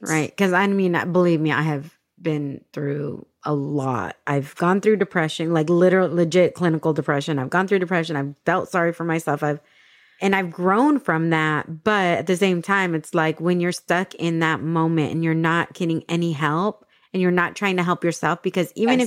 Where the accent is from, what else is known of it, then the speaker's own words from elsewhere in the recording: San Diego, California, United States; moved away as an adult; also born or lived in Dallas, Texas; I grew up in San Diego, but I became an adult when I lived in Dallas because I was in Texas exactly. for 15 years